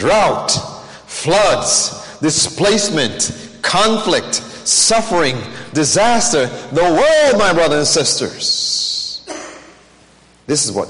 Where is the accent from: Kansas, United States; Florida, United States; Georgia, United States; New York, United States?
New York, United States; New York City; I grew up in New York